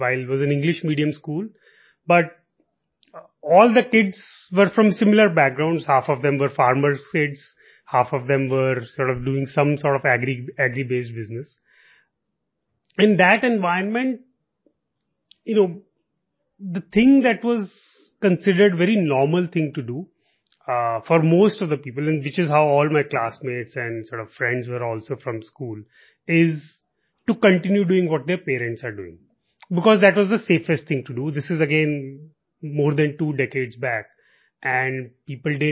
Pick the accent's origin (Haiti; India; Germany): India; Malout, Punjab; moved away; I grew up in Malot